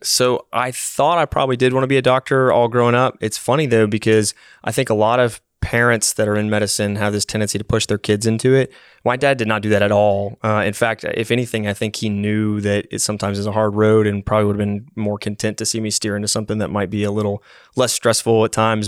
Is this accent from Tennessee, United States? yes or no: yes; Knoxville, Tennessee, United States; also born or lived in Massachusetts; I grew up from kindergarten age all the way up through high school in Knoxville